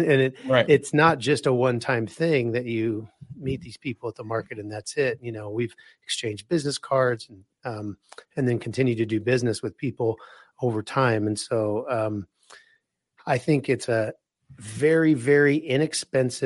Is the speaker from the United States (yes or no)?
yes; Wichita, Kansas, United States; now in Colorado, United States; I'm originally from Wichita, Kansas